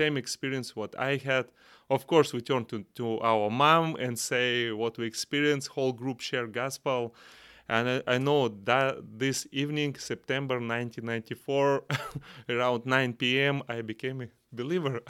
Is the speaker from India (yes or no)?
no; Kazakhstan; English is a second language; from Central Asia, Kazakhstan